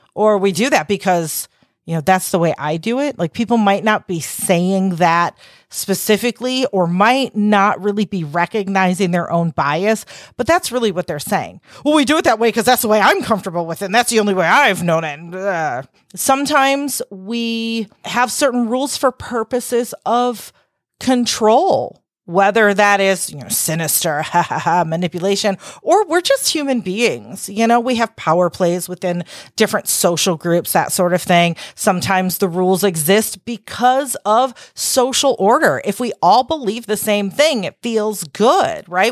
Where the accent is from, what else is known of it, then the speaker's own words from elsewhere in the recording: Chicago, Illinois, United States; accent: Chicago; with my Chicago accent